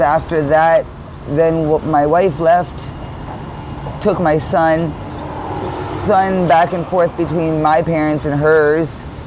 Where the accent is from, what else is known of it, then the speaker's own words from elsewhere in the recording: Hamilton, Ontario, Canada; Hamilton, born and raised here